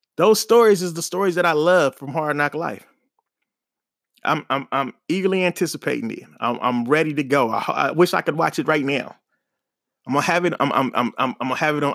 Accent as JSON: {"language": "English", "town": "Oakland", "region": "California", "country": "United States", "tie": "born or raised there", "moved": "yes", "said": "born and raised in Oakland"}